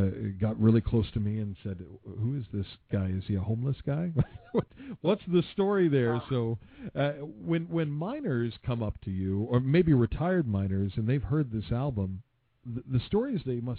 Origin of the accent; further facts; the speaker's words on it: southern West Virginia, United States; moved away; my hometown in southern West Virginia